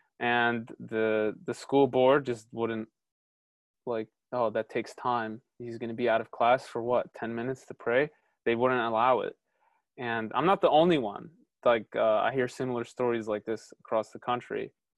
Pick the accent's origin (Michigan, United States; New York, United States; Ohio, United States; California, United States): Ohio, United States; Cleveland; born there; I was born in Cleveland. I've lived in the United States 99.9% of my life. I do consider myself American, but it feels like I still don't belong.